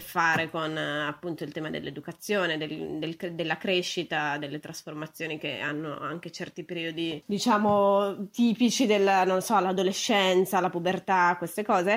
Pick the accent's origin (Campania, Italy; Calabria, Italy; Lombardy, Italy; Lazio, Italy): Lombardy, Italy; Brescia; moved away as an adult; also born or lived in Venice / Salamanca / Turin; io sono bresciana